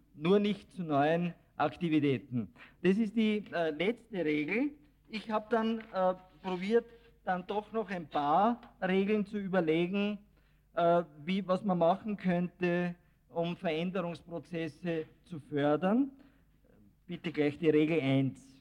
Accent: Austria; bei uns in Österreich

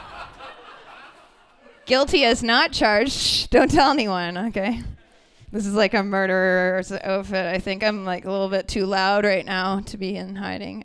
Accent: Brantford, Ontario, Canada; I'm from Brantford, Ontario

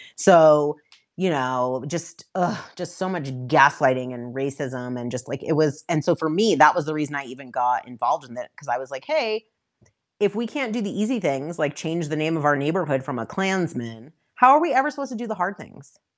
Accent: Westchester County, outside New York City, United States; moved away as an adult; now in Denver, United States; I'm originally, I grew up outside New York City, um, and in Westchester County

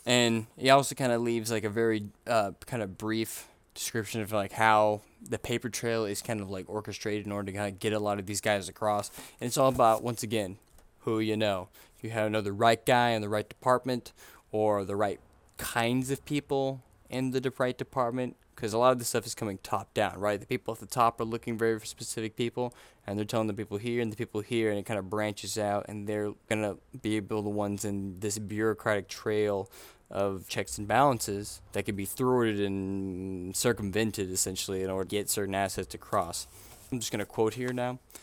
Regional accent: Missouri City, Texas, United States; where I'm from, I'm from Missouri City, Texas

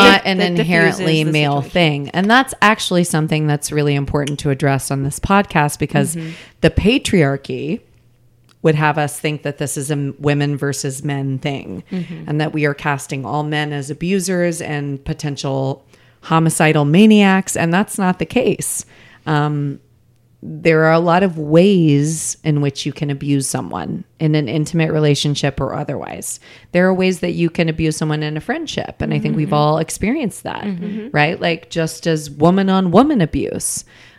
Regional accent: Des Moines, Iowa, United States; I'm from Des Moines.

